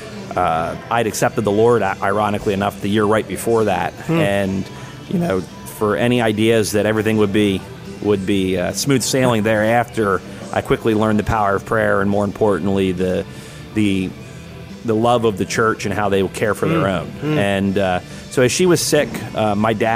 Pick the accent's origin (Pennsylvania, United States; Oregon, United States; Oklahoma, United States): Pennsylvania, United States; Peach Bottom; I grew up in Southern Lancaster County. And my mailing address is Peach Bottom